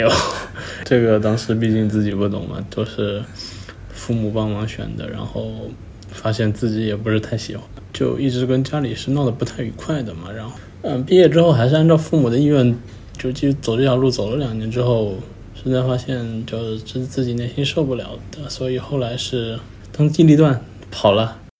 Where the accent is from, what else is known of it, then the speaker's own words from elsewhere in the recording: Hubei, China; moved away; 我是湖北人，湖北高考，就是那种压力比较大，就是天天五点钟起床，那种，然后晚上搞到十一二点